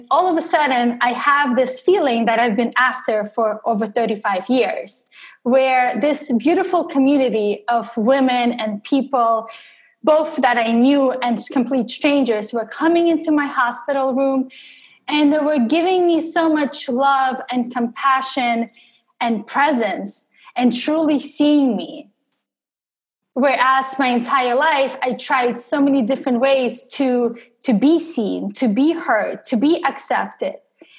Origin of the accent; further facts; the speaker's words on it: Russia; English is a second language; I'm an outsider and I have an accent in English and I'm originally from Russia and I have an accent in Russian as well.